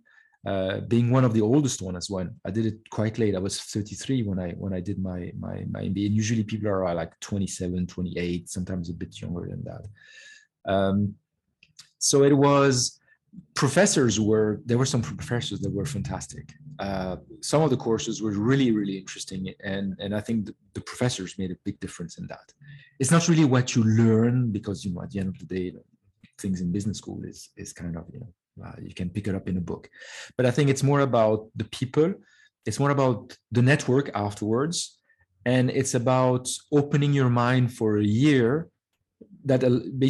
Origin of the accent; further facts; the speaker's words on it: France; moved away as an adult; also born or lived in Lebanon / Canada; I grew up in France. We left Lebanon in 75, at the beginning of the Civil War. So I grew up in France and did all my schooling there.